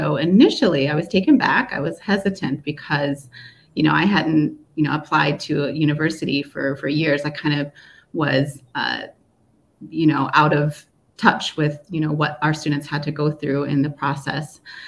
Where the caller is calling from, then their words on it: Seoul, South Korea; I'm joining from Seoul, South Korea, and here we're experiencing some signs of spring.